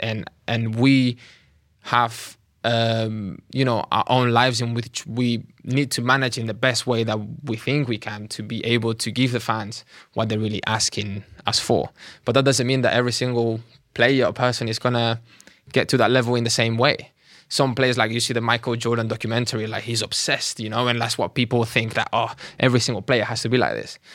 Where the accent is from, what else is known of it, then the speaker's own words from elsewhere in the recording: Catalonia, Spain; moved away as an adult; now in London, United Kingdom; I was, uh, born and raised in Catalonia